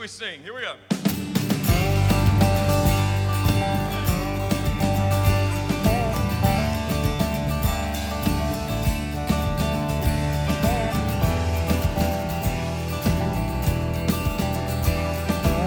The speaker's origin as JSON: {"language": "English", "area": "North Louisiana area", "region": "South Arkansas", "country": "United States", "tie": "born or raised there", "said": "I grew up down in South Arkansas, North Louisiana area"}